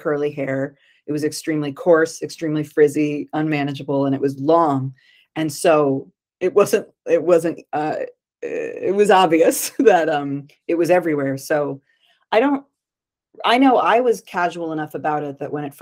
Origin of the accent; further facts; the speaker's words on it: Connecticut, United States; now in New York City, United States; I'm from Connecticut. I live in New York City.